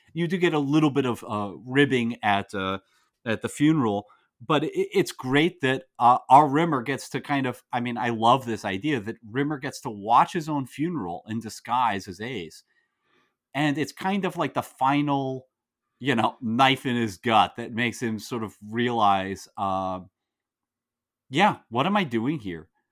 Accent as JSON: {"language": "English", "country": "United States", "said": "as an American"}